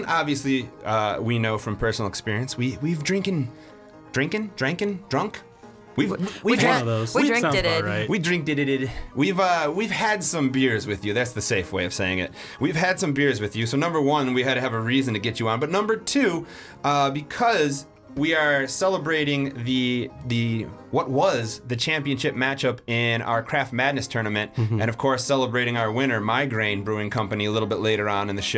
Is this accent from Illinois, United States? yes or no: yes; Chicago, Illinois, United States; we're from here. We're from the Chicago area